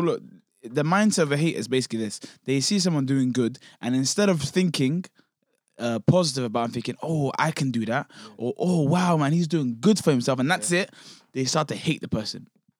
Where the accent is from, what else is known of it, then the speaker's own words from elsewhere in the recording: South Africa; My accent's very bad. I'm from South Africa.